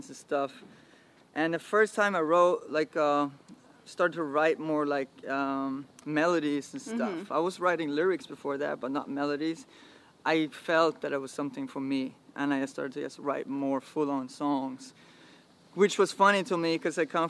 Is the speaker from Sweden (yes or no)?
yes; Sweden; we're being from Sweden